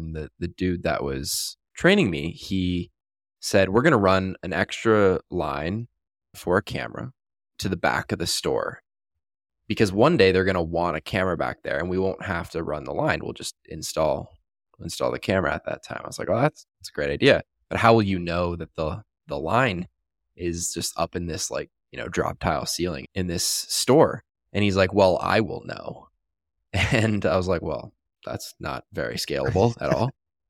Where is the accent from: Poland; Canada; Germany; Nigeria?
Canada; now in Las Vegas, United States; I'm from Canada originally, currently live in Las Vegas. And back in Canada